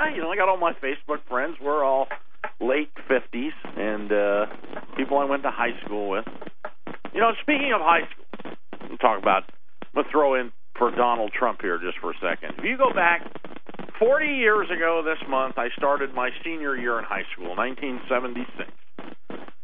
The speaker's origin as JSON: {"language": "English", "country": "United States", "said": "we're American"}